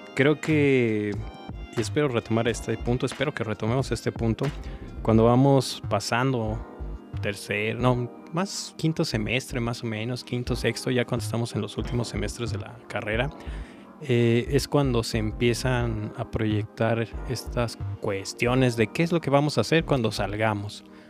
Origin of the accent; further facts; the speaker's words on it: Celaya, Guanajuato, Mexico; moved away; yo estaba en mi tierra natal, Celaya